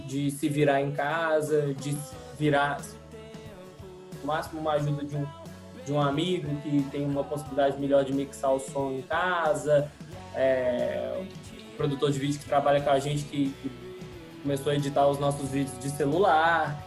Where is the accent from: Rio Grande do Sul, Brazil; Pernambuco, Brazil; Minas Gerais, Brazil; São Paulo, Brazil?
Minas Gerais, Brazil; Ponto Baixo; also born or lived in São João del-Rei / Divinópolis; now in Belo Horizonte, Brazil; morei em São Del Rey, sou de Ponto Baixo, eu morei em Divinópolis